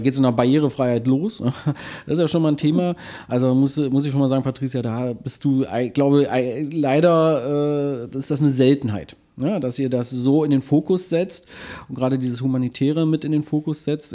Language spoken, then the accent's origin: German; Magdeburg, Saxony-Anhalt, Germany; ich bin ja in Magdeburg äh, aufgewachsen